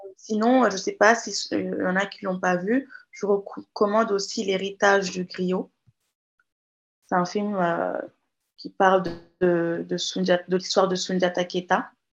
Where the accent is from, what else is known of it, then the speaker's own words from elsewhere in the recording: Guinea; first language Jakhanke; French is a second language; je suis jarinqué de la Guinée-Conakry